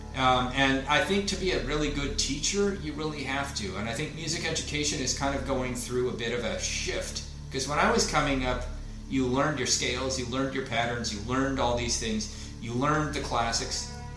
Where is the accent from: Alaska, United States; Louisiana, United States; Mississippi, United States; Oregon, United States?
Oregon, United States; Portland; I'm from the Portland area in Oregon